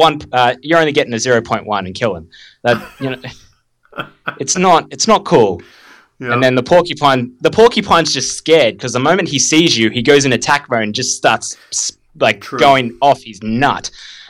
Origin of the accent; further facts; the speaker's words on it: Australia; Just lucky I'm Australian.